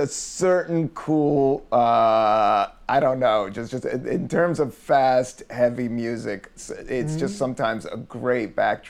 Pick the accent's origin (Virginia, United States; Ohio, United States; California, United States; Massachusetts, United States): Virginia, United States; Buena Vista; When I grew up in Virginia, it was called Bluebird Bus Factory. And Bluebird Bus Factory in Buena Vista, everybody's dad worked for Bluebird Bus.